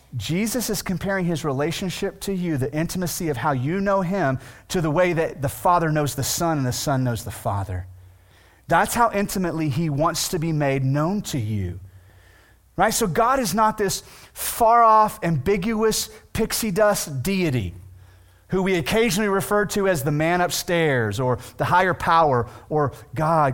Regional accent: Weatherford, Texas, United States; also born or lived in Millsap, Texas; I grew up in Weatherford, right, which is a fairly known town, which is now a city, but my last two years of high school, I went to a small town outside of Weatherford

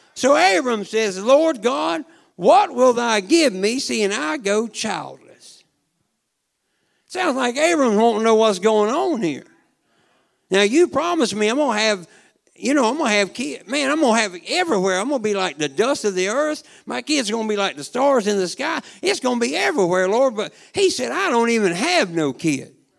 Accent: Chiefland, Florida, United States; I'm from Chiefland

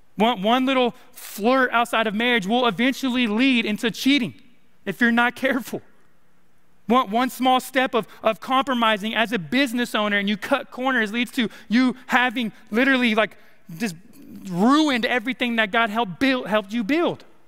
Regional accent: California, United States; now in Arkansas, United States; I'm from California, and we have a saying in California

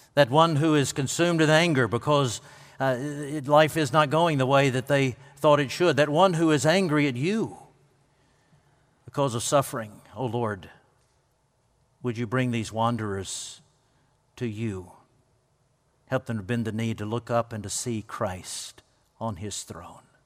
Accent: United States; I grew up on the Pickwick Lake portion of the Tennessee River

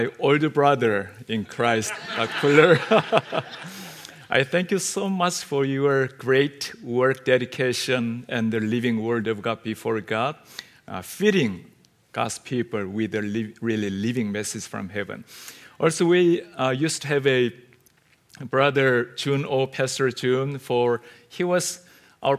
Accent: South Korea; first language Korean; English is a second language; We Koreans

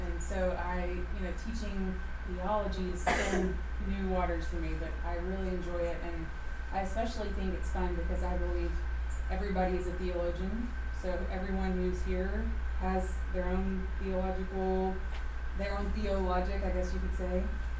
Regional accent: Florence, Alabama, United States; I grew up in Florence, Alabama.

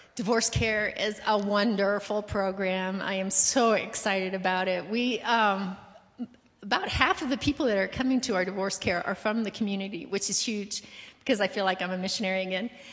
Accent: Colorado, United States; moved away as an adult; also born or lived in Brazil; grew up in Colorado

